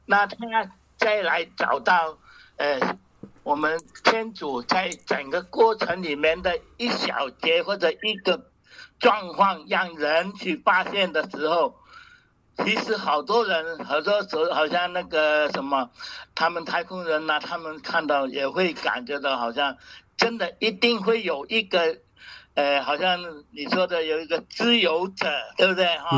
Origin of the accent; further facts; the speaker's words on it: Hong Kong; now in Taiwan; 我从小在香港，我是读，呃，慈幼会学校